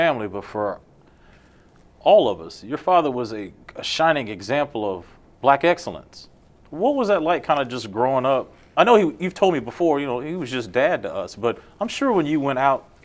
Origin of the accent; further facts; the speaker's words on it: Winston-Salem, North Carolina, United States; I grew up in Winston-Salem, North Carolina